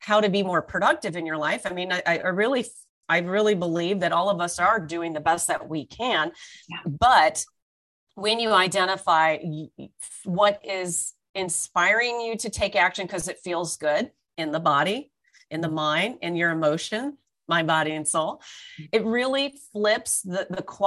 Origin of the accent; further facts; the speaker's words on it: Orange County, California, United States; now in Toronto, Canada; I was born and raised in California in Orange County. I'm now based in Toronto